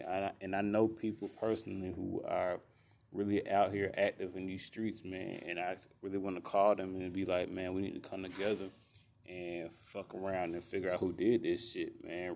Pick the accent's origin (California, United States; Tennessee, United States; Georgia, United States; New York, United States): Georgia, United States; Columbus and Albany; y'all know I have ties to Columbus and Albany, both.